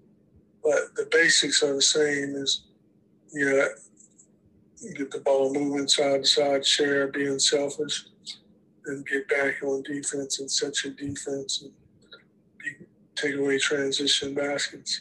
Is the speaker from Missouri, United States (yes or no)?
no; New Orleans, Louisiana, United States; moved away as an adult; I'm from New Orleans, brought me closer to Louisiana, back home